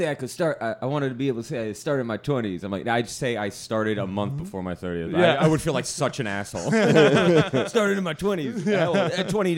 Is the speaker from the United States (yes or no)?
yes; New Jersey, United States; moved away; I'm originally from Jersey.